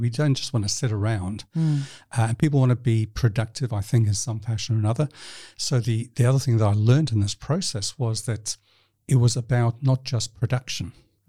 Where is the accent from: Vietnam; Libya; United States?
Libya; born there; also born or lived in New Zealand / United Kingdom; I was born in Libya, North Africa, not the best country to be associated with.